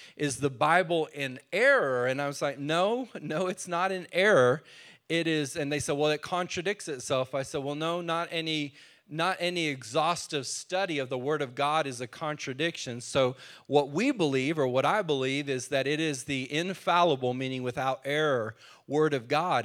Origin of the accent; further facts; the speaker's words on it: New Mexico, United States; now in Texas, United States; I was born in New Mexico.